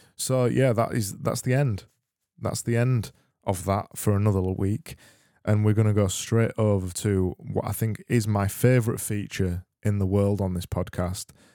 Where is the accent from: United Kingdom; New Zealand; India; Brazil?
United Kingdom; Yorkshire and the Humber; accent: Yorkshire; I am from Yorkshire